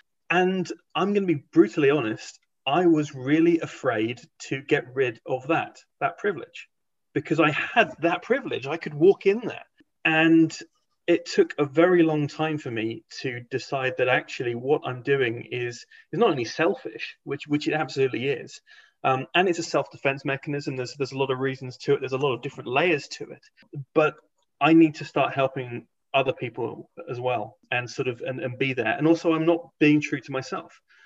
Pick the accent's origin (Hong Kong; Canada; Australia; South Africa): Hong Kong; moved away; also born or lived in England; I grew up in Hong Kong, then went to a boarding school